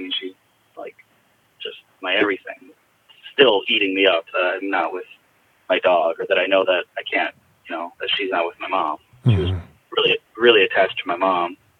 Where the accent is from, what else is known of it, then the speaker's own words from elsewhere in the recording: Jackson, United States; the hospice in my hometown in Jackson was, I mean, they were just incredible